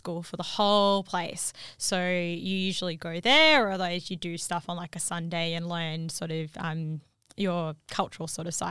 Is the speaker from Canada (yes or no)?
no; New Zealand; also born or lived in Perth, Australia; So I was raised by lots of South Africans. I'm from New Zealand originally.